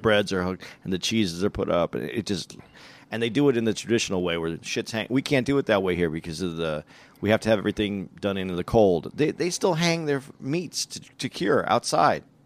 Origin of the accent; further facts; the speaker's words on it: Tucson, Arizona, United States; when I grew up in Arizona, when I grew up in Tucson